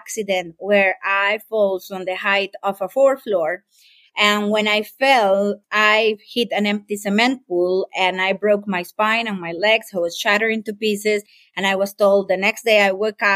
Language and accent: English; Costa Rica; I am from Costa Rica, beautiful paradise here